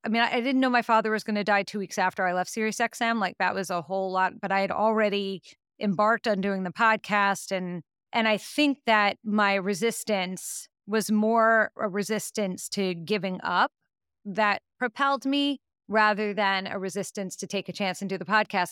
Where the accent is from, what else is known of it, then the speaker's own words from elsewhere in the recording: New York, United States; I'm from New York